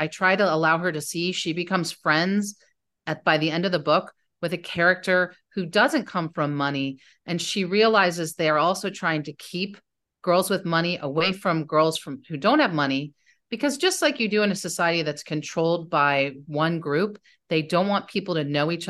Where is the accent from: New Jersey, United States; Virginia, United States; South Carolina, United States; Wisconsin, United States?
New Jersey, United States; also born or lived in Indiana; now in Bowling Green, United States; And I grew up in New Jersey. And I mostly grew up in the North. I also grew up in Indiana for a while.